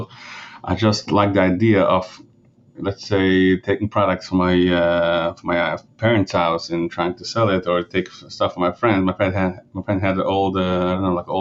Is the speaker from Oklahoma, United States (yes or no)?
no; Monroe, New York, United States; first language Yiddish; English is a second language; So I grew up in upstate New York. I mean, it's in a Jewish community. It's actually in Monroe